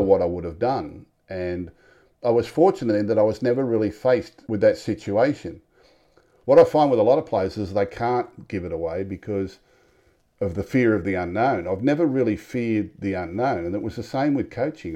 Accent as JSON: {"language": "English", "town": "Sydney", "region": "New South Wales", "country": "Australia", "tie": "born or raised there", "said": "I was born in Tempe, Newtown. Had a great upbringing."}